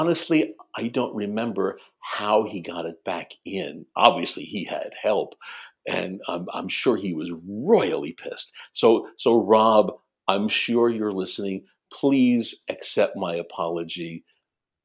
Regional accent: New York, United States; being born and raised in New York

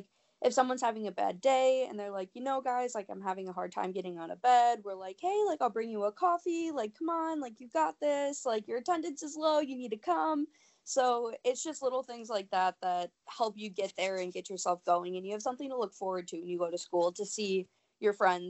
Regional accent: Illinois, United States; now in Milwaukee, United States; it's in Illinois, super small farm town

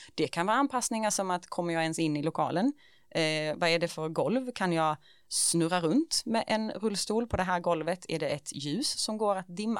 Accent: Ängelholm, Skåne, Sweden; jag är liksom född och uppvuxen i Ängelholm

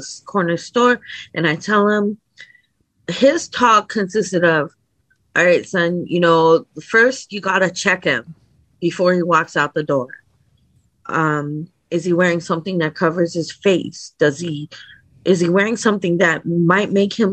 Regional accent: New Haven, Connecticut, United States; I grew up in the Northeast. Like around the New Haven area in New Haven

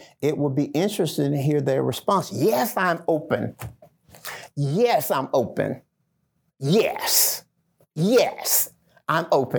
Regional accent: the South, United States; I grew up in the Black Belt where Jim Crow laws were still being practiced. My grandparents were sharecroppers. Picking cotton was a way of life for us.

